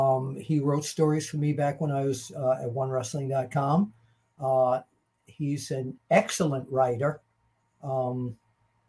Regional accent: New York, United States; I'm a New Yorker

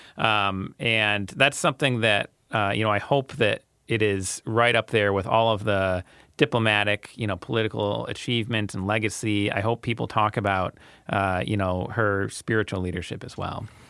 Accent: United States; I'm very American

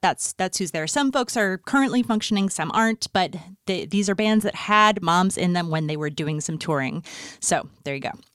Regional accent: Fargo, North Dakota, United States; moved away; also born or lived in Los Angeles; growing up in Fargo, North Dakota in the nineties

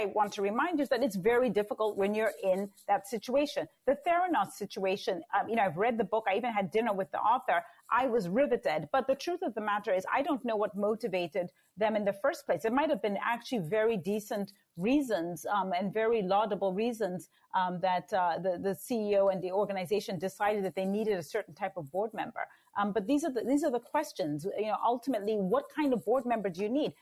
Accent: Zambia; born and raised in Zambia

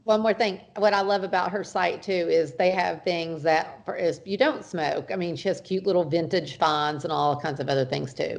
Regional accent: the South, United States; I'm from the South

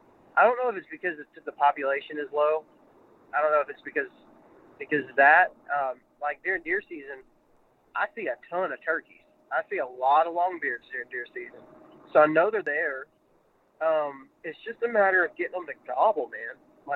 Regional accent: Texas, United States; out in Texas where I was raised at in West Texas, we had so many turkeys everywhere.

